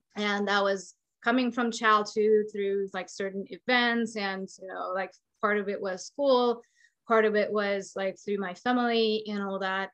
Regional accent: Hungary; now in United States; I'm from Hungary

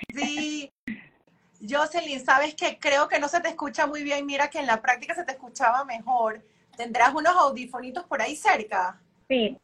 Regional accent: Panama; moved away as an adult; now in Miami, United States; desde que me fui de Panamá

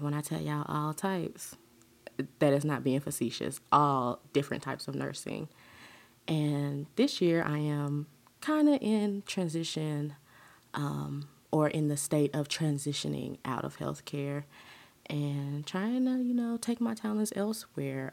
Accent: Huntsville, Alabama, United States; born and raised in the South, Huntsville, Alabama, to be exact.

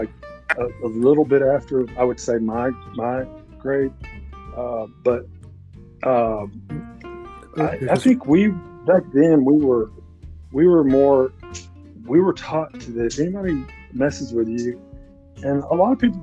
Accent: Arkansas, United States; I'm from Arkansas

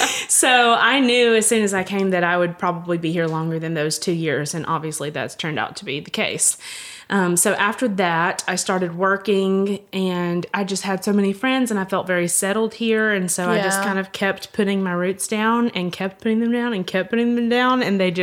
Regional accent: Georgia, United States; moved away as an adult; now in Hamilton; I grew up in Georgia and moved here in 2010

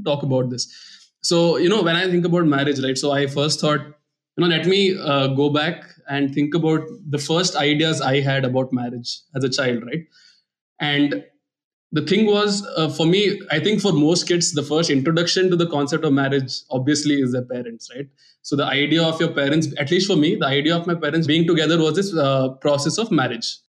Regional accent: India; Growing up in India

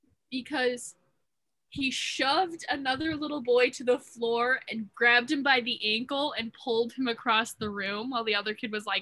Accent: Midwest, United States; I'm from the Midwest.

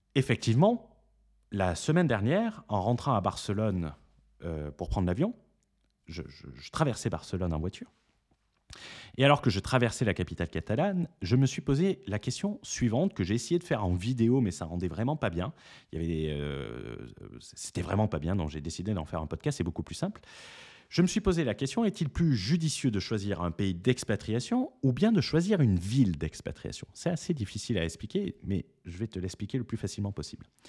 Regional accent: France; on est français

